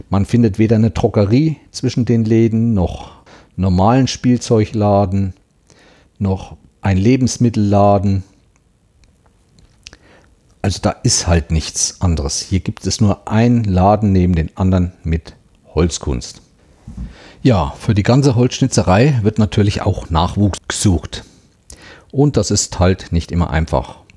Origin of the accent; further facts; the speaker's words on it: Thuringia, Germany; Was mir auch aufgefallen ist, bei uns in Thüringen oder auch in anderen Gegenden zu Weihnachten stehen auch Schwibbögen in den Fenstern.